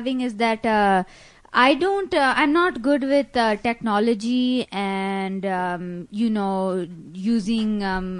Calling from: India; English is a second language; I'm calling from India. I'm a very big fan.

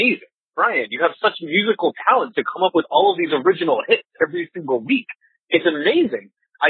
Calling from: Seattle, Washington, United States; I'm calling from Seattle

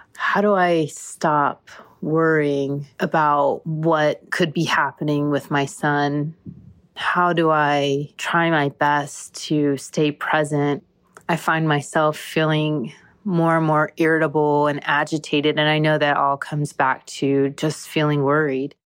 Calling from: Orlando, Florida, United States; I'm calling from Orlando.

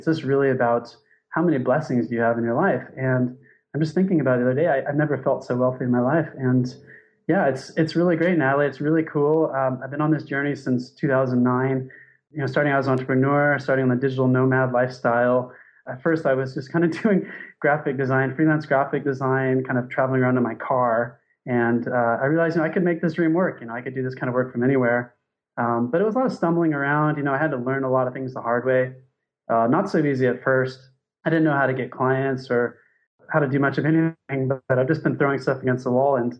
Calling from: Thailand; So I'm calling from Thailand. It's 5:11 here.

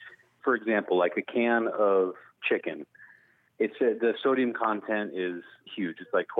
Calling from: Fresno, California, United States; Hi, I'm … from Fresno, California.

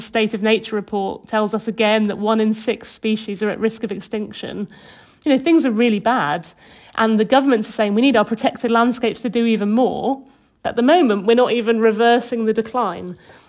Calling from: West Midlands, United Kingdom; I'm speaking from Herefordshire, just on the English side of the border. Well, I'm really near Hay-on-Wye, which is in Wales, yeah.

